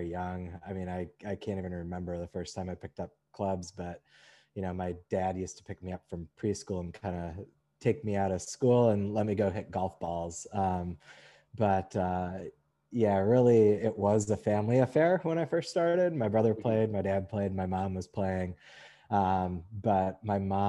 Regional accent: Madison, Wisconsin, United States; also born or lived in Texas; now in New York, United States; I grew up in Madison, Wisconsin area

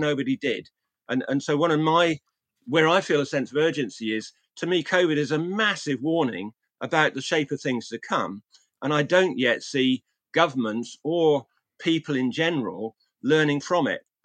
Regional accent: England, United Kingdom; my hometown in, in England

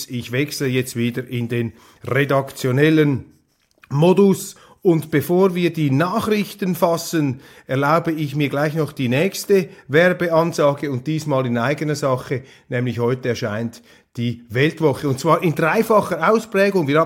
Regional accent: Wittnau, St. Gallen, Switzerland; ich komme aus Wittnau, St. Gallen, Rheintal, hundertprozentig Swissmade

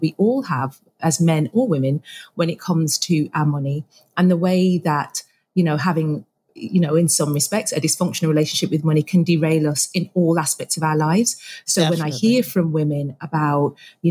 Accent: Birmingham, West Midlands, United Kingdom; I am a Brummie

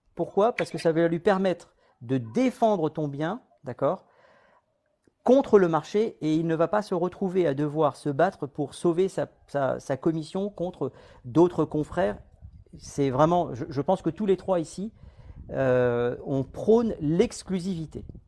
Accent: Guadeloupe; je viens de Guadeloupe

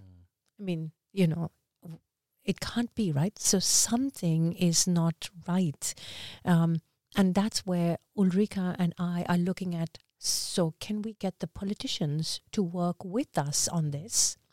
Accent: India; also born or lived in Dubai / Västerås, Sweden; now in Stockholm, Sweden; as an Indian

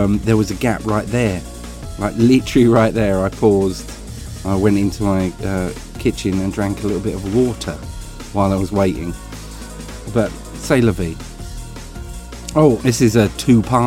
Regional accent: Essex, East of England, United Kingdom; accent: Essex; I come across far more Essex when I'm confronted by someone of a similar accent to me, and I was in Essex, so I think genetically my accent kicked up

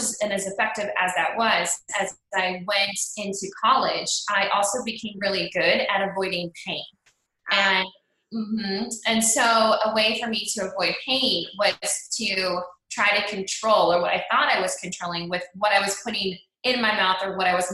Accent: Cleveland, Ohio, United States; I grew up in Cleveland, Ohio

